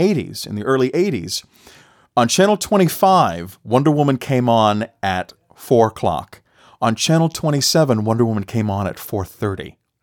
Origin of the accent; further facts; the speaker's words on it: Boston, Massachusetts, United States; I grew up in Boston.